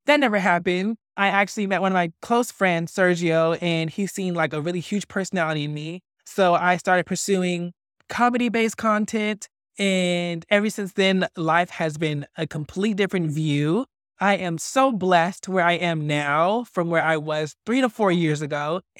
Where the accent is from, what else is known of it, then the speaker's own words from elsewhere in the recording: Fresno, California, United States; also born or lived in Tulare; now in Los Angeles, United States; I am originally from Fresno, and then I moved to this little town called Tulare due to some family issues.